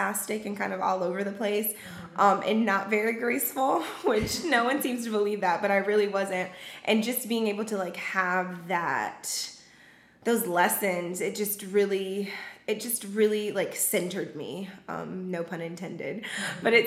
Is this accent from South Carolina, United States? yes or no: yes; Charleston, South Carolina, United States; I grew up in Charleston, South Carolina, with very close-knit family